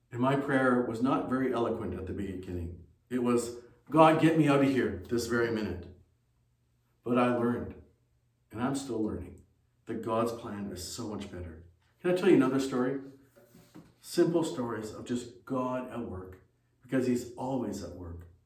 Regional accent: Ontario, Canada; moved away as an adult; also born or lived in China; Ontario where we lived at that time

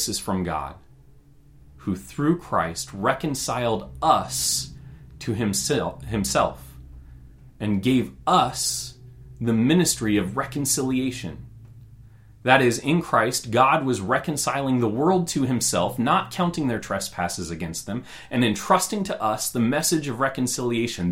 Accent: Roseburg, Oregon, United States; I grew up in Roseburg, Oregon

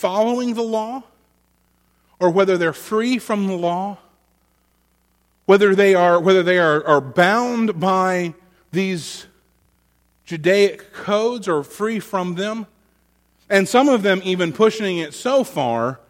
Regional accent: Florida, United States; now in North Carolina, United States; my home state

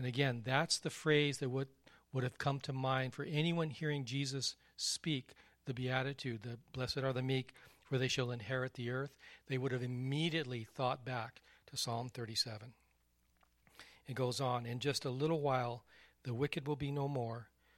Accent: Texas, United States; Your dad is from Texas. I'm from Texas. Texans learn how to ride horses.

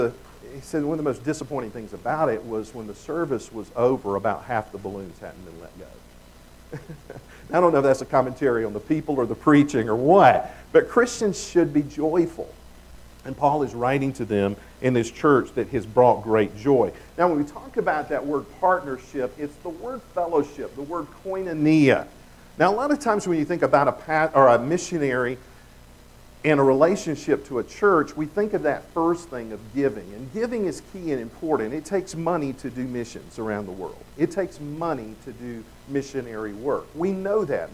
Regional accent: the South, United States; accent: Southern; I come from the South. I know you wouldn't have known that by my accent.

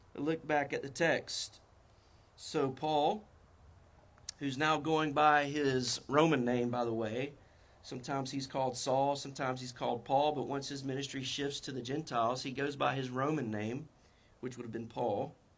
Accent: North Carolina, United States; accent: North Carolina; My North Carolina accent

